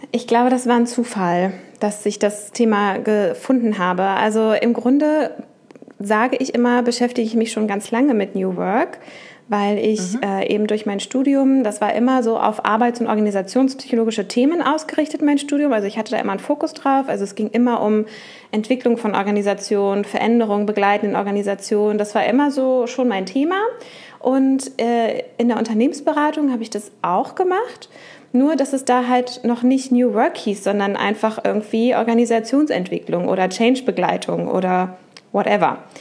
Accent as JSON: {"language": "German", "town": "Uelzen", "region": "Lower Saxony", "country": "Germany", "tie": "born or raised there", "also_born_or_lived": "Hannover / Duisburg / Düsseldorf", "moved": "as an adult", "said": "Ich bin in Uelzen geboren, falls das jemand von denen da draußen kennt. Ich habe dort 19 mhm. Jahre gewohnt"}